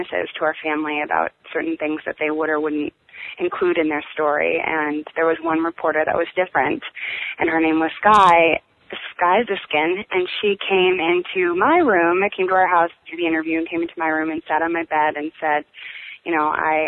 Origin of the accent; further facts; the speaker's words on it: Green Bay, Wisconsin, United States; moved away as an adult; also born or lived in Chicago / New York / London; now in Los Angeles, United States; I am from Green Bay, Wisconsin, which is a small little town in the Midwest, and I grew up there